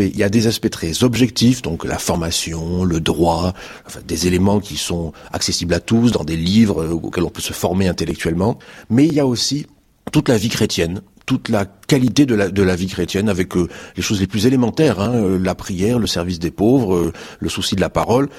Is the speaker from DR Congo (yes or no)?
no; Marseille, Provence-Alpes-Côte d'Azur, France; Je suis marseillais